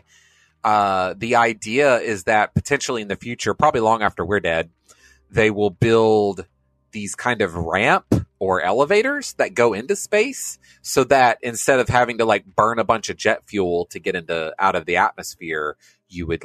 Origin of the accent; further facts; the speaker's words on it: United States; as an American